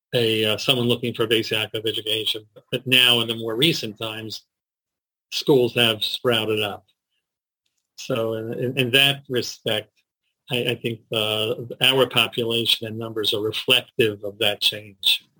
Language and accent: English; Baltimore, Maryland, United States; also born or lived in Jerusalem, Israel; Born and bred in Baltimore, here in Baltimore, Maryland